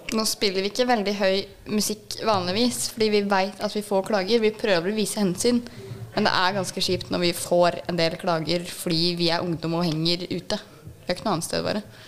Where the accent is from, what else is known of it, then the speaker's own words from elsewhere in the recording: Svelvik, Norway; Vi er alle ungdom fra Svelvik.